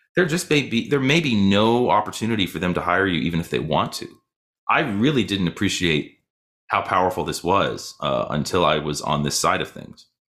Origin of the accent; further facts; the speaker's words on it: Boston, Massachusetts, United States; also born or lived in Michigan / New York; now in Louisville, United States; I grew up in Boston.